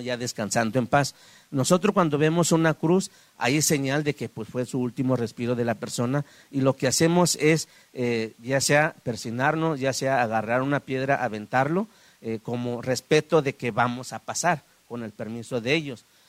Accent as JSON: {"language": "Spanish", "town": "Guadalajara", "region": "Jalisco", "country": "Mexico", "tie": "born or raised there", "also_born_or_lived": "San Miguel Aguacate, Oaxaca", "said": "yo crecí aquí en la ciudad de Guadalajara, pero voy y vengo eh, en mi pueblo natal"}